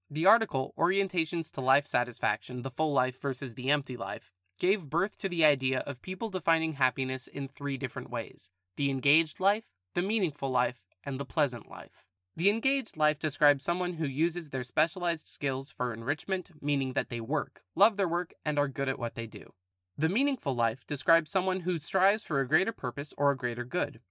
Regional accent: California, United States; Born and raised in California

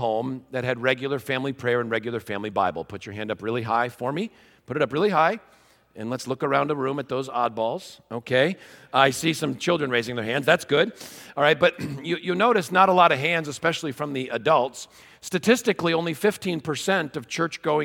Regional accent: Wheaton, Illinois, United States; I'm from Wheaton, Illinois

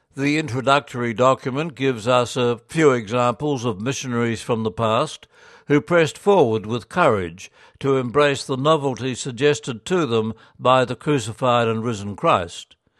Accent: Australia; as Australian Catholics

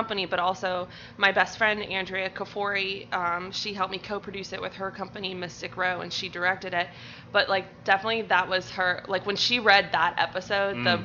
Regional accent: Valdosta, Georgia, United States; moved away; I'm from Valdosta. It's really south Georgia

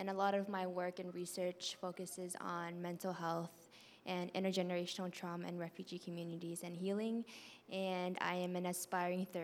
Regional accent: Oakland, California, United States; Who am I? Born and raised in East Oakland, I am a daughter to, refu- to Vietnamese refugees.

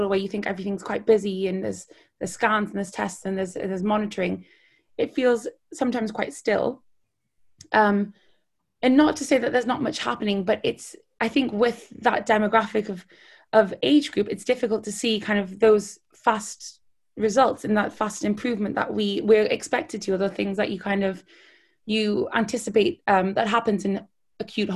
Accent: Newcastle upon Tyne, North East England, United Kingdom; moved away as an adult; also born or lived in Edinburgh / Hastings; now in London, United Kingdom; I grew up in Newcastle

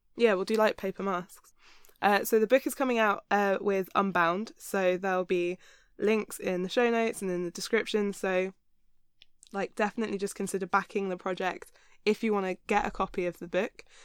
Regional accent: Hampshire, South East England, United Kingdom; I'm from the south of England.

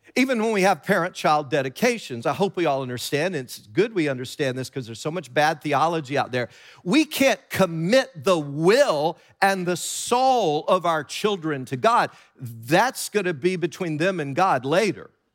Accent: Tennessee, United States; growing up in Tennessee

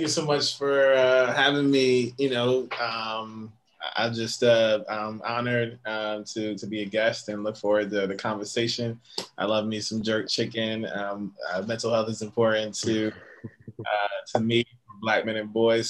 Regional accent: Connecticut, United States; also born or lived in Bronx, New York; now in New York, United States; I'm from Connecticut originally. Currently live in uh, the Bronx, New York

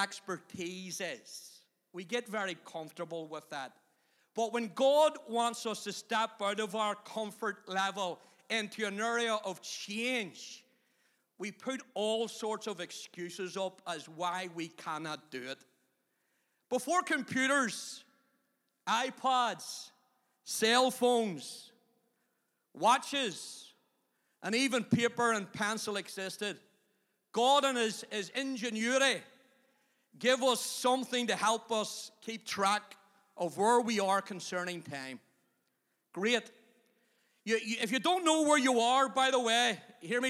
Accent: Belfast, Northern Ireland, United Kingdom; moved away as an adult; also born or lived in Magherabuoy; I came originally from Tigers Bay up to McGarbury

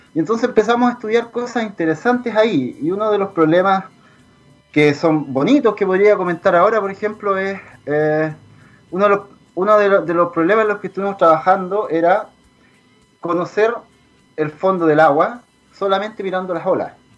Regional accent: southern Chile, Chile; also born or lived in Trento, Italy; nosotros somos de acá del sur, somos chilenos

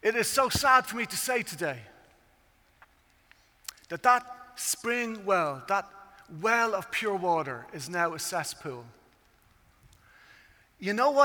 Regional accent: Ireland; I come from Ireland, as you can tell at this stage by the accent.

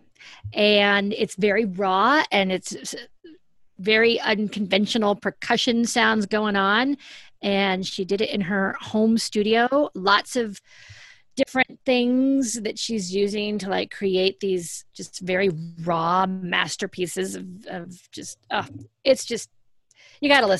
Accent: United States; us as white American women

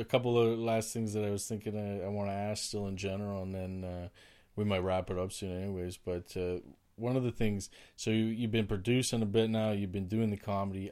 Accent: Oshawa, Ontario, Canada; now in Ottawa, Canada; I grew up in Oshawa

